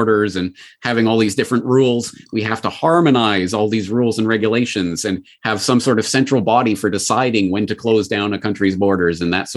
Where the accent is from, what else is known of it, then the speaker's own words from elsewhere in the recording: Calgary, Alberta, Canada; my hometown of Calgary